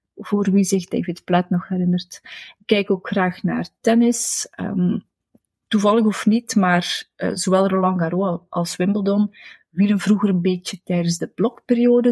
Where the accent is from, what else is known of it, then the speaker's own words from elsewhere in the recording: Destelbergen, Flanders, Belgium; Destelbergen, waar ik ben opgegroeid